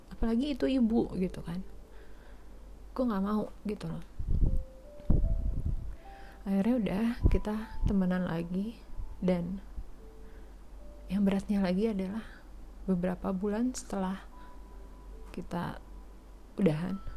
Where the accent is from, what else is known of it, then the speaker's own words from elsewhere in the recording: West Sumatra, Indonesia; karena suku dia Jawa gue Padang eh sorry dia Jawa gue Minang